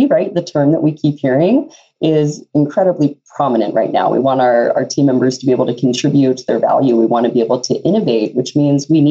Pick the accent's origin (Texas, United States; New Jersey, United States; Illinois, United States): Texas, United States; now in Fargo, United States; I'm actually from Texas originally, and a long journey brought me to Fargo